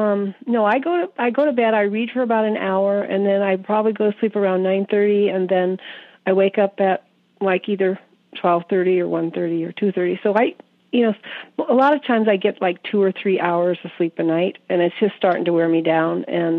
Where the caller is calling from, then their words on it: Billings, Montana, United States; Billings, Montana.